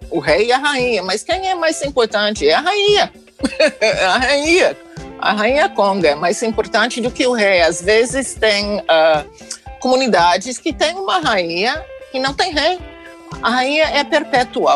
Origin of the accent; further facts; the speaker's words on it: United States; eu sou dos Estados Unidos